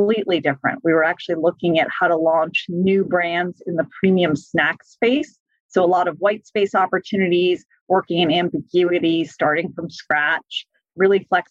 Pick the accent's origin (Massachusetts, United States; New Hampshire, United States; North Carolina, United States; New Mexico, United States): Massachusetts, United States; I am originally from Massachusetts. I actually went to an all-girls Catholic high school